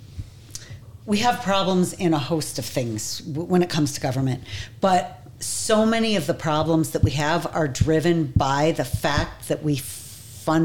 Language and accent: English; New York, United States; moved away as an adult; now in Utah, United States; I grew up in New York